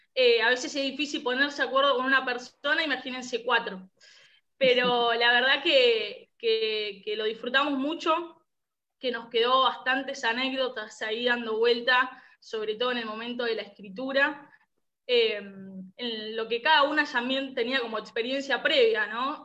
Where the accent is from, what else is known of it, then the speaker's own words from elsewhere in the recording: San Justo, Buenos Aires Province, Argentina; soy también de, Buenos Aires, de los alrededores de la capital, diócesis de San Justo